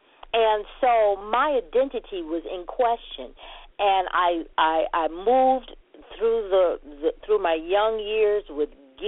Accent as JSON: {"language": "English", "town": "Montgomery", "region": "Alabama", "country": "United States", "tie": "born there", "also_born_or_lived": "New York, United States", "said": "because I was born in Montgomery, Alabama, and so and with my grandparents in Montgomery, I would stay with them 2-3 years, and then I would be sent to an aunt in New York."}